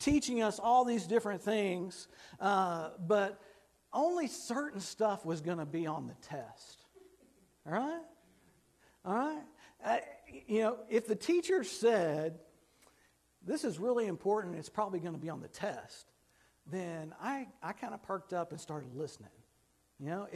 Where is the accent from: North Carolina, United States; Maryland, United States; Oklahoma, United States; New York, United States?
Oklahoma, United States; Fort Cobb; I grew up in Fort Cobb, Oklahoma